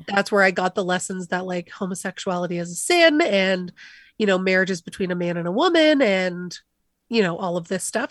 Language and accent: English; Calgary, Alberta, Canada; Calgary thinks, you know, where I'm from